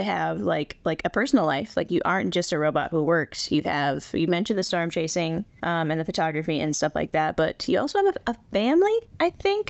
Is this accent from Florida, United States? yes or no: no; South Dakota, United States; I was born here in the western part of the state and lived not too far from Rapid, about 45 miles, however far Lee Deadwood is, until I was like 11.